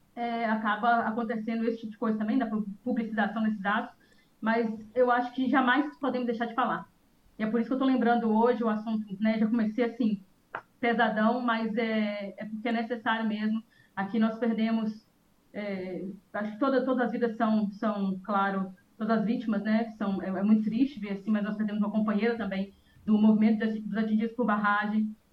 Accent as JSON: {"language": "Portuguese", "region": "Minas Gerais", "country": "Brazil", "moved": "yes", "lives_now": "Espírito Santo, Brazil", "said": "Eu sou mineira"}